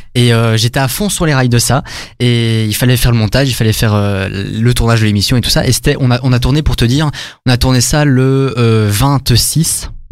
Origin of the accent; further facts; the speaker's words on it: Arlon, Wallonia, Belgium; je venais d'Arlon